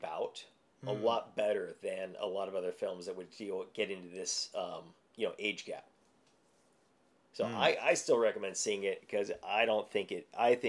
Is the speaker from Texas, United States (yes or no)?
no; Glendale, California, United States; I grew up in Glendale. I was born in this early 70s, grew up through the 80s